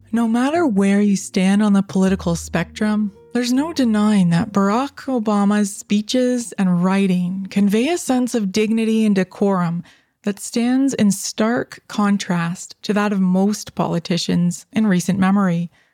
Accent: Canada; I'm Canadian, and I live in Canada

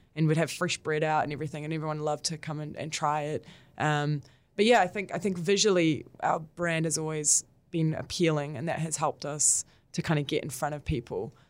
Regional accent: Israel; now in New Zealand; with my background, I was born in Israel

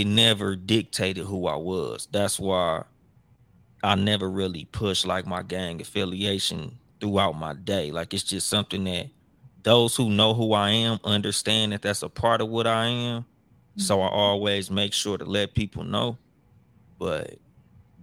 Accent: Compton, California, United States; growing up in Compton

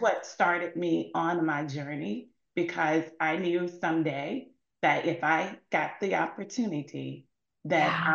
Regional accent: Mississippi, United States; I'm from Mississippi

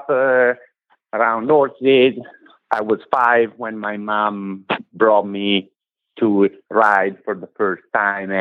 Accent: Italy; moved away as an adult; now in United States; I come from Italy. I am 41. I moved in this country 10 years ago.

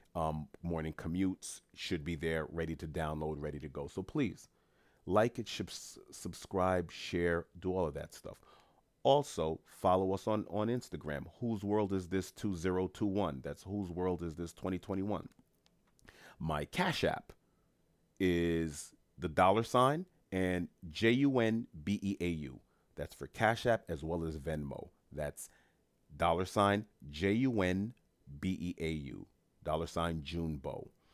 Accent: New York City, New York, United States; I'm first generation Haitian American. Born and raised in New York City

